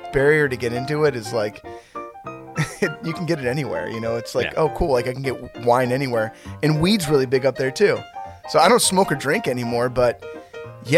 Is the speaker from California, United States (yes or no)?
yes; North Bay, California, United States; where I grew up in the North Bay, it was basically like farm community.